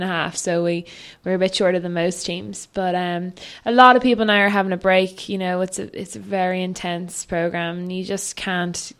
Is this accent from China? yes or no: no; Dún Laoghaire, Leinster, Ireland; I grew up in Dunleary, and you know, I grew up sailing down on the seafront